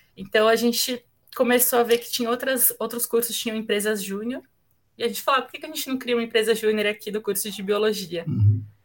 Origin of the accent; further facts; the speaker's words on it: São Paulo, Brazil; nasci aqui em São Paulo, né, para começar, aqui na Zona Leste de São Paulo, nascida, criada, enraizada aqui.